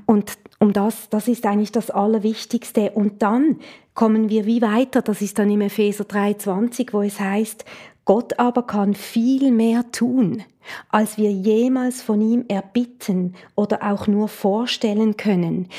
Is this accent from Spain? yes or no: no; Switzerland; Ich komme aus der Schweiz